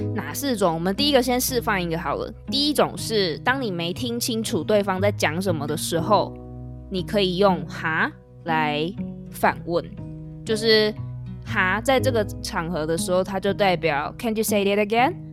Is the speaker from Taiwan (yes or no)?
yes; Taiwan; 这是我们台湾人就撑场面的用法